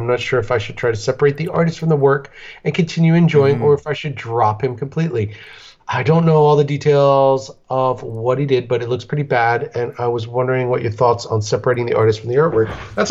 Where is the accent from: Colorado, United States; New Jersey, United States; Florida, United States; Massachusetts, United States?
Colorado, United States; To answer some of your questions, I'm from Colorado, Mile High.